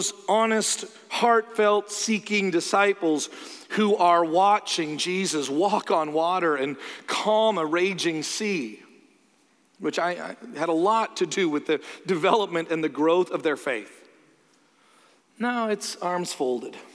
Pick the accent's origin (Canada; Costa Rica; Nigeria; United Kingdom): Canada; I'm Canadian